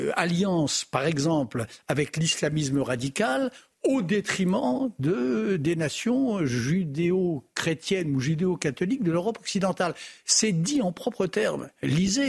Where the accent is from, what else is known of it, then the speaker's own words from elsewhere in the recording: France; chez nous en France